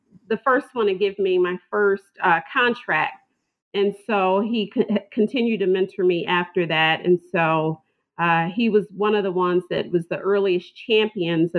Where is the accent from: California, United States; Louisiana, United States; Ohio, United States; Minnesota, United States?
Ohio, United States; Toledo; I am from Toledo, Ohio, which is about 3 hours north of Cincinnati